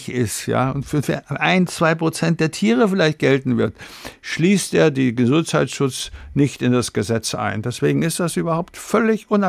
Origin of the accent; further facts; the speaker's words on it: Bavaria, Germany; ich komme aus Bayern und ich esse gerne Weißwürste zum Beispiel, ja.